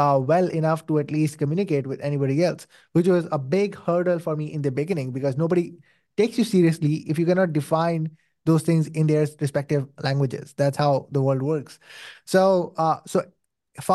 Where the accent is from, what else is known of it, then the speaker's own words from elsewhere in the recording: Saudi Arabia; moved away as an adult; now in Pakistan; I was born and raised in Saudi Arabia, spent my whole life in there